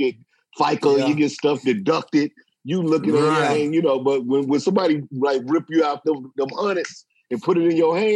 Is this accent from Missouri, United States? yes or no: yes; St. Louis, Missouri, United States; I'm from St. Louis, man. So I started in St. Louis